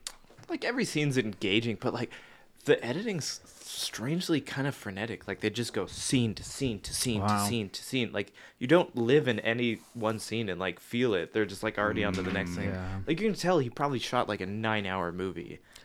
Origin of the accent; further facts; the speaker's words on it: Butler, Pennsylvania, United States; moved away; my hometown, which isn't Pittsburgh. It's this shithole called Butler.